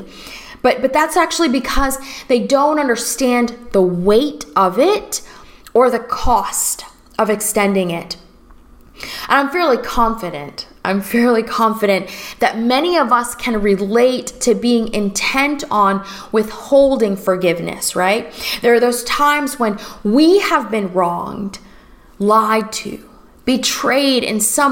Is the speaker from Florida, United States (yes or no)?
yes; Florida, United States; also born or lived in Los Angeles, United States; now in New Orleans, United States; I'm originally from Florida